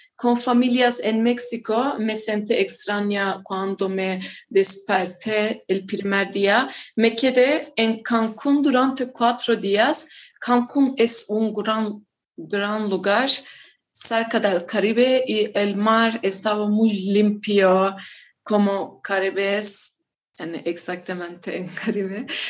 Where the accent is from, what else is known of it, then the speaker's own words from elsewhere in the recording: Hatay, Turkey; Spanish is a second language; also born or lived in Izmir, Turkey; soy turca y vivo en Turquía